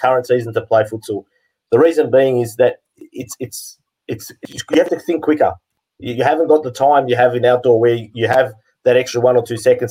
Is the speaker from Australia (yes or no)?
yes; Western Australia, Australia; I was born in Australia, first generation Greek, born over here.